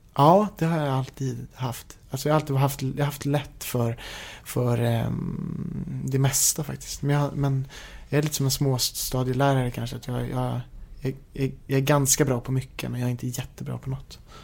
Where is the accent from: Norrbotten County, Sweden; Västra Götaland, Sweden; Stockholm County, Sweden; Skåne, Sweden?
Stockholm County, Sweden; Haninge; jag är uppvuxen i Haninge som ligger söder om stan, typ två mil söder om Stockholm